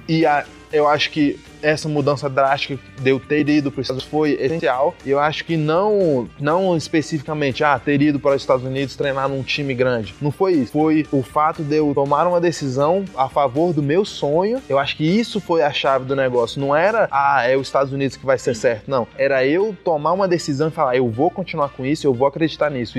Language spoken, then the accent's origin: Portuguese; Brazil; first language Portuguese; also born or lived in United States; Quando eu mudei para o Brasil com seis anos, minha mãe tomou uma decisão de só conversar comigo em inglês.